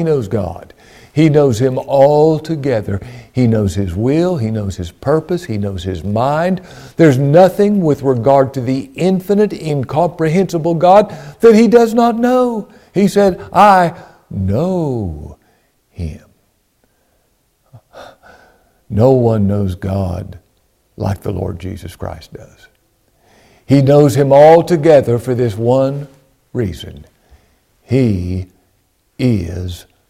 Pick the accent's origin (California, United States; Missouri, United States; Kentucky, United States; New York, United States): Kentucky, United States; Ashland; I was born in Ashland, Kentucky in 1959 in the King's Daughters Hospital. I'm from Ashland